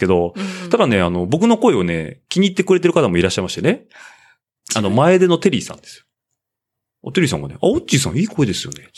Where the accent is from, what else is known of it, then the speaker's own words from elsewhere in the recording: Nagoya, Aichi, Japan; accent: Nagoya dialect; 僕の名古屋弁